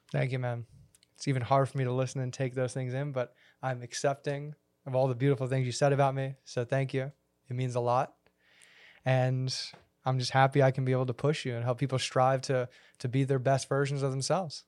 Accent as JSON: {"language": "English", "country": "United States", "said": "being an American"}